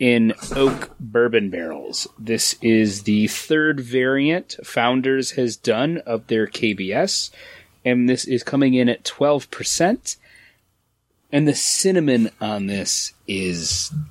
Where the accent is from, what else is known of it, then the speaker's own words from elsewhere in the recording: United States; I'm American.